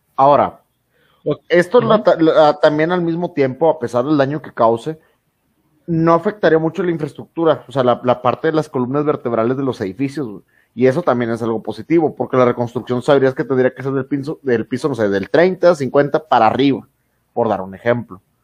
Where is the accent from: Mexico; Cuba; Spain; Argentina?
Mexico; nosotros sabemos como mexicanos